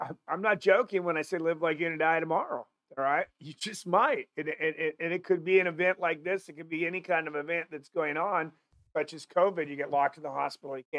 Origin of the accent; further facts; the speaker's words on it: Seattle, Washington, United States; moved away; I'm originally from Seattle